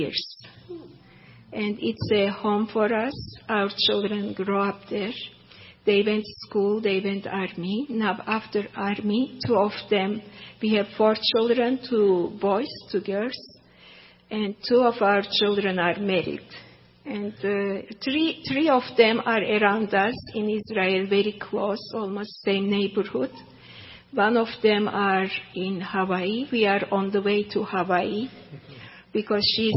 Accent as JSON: {"language": "English", "region": "Istanbul", "country": "Turkey", "tie": "born or raised there", "second_language": "English", "moved": "as an adult", "said": "I was born in Turkey, Istanbul, and grew up there"}